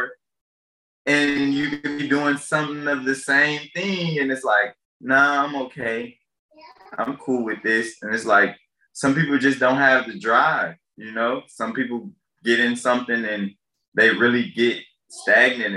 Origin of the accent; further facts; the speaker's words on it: Detroit, Michigan, United States; I grew up in Detroit